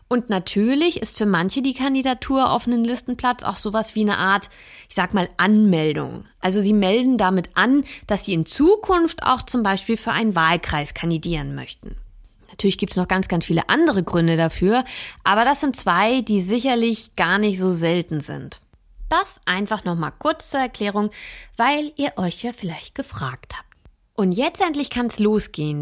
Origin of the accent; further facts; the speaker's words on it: Rendsburg, Schleswig-Holstein, Germany; ich komme ja aus Rendsburg